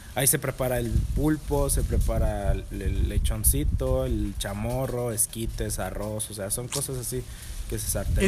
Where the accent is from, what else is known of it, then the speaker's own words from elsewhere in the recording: Monterrey, Nuevo León, Mexico; soy regio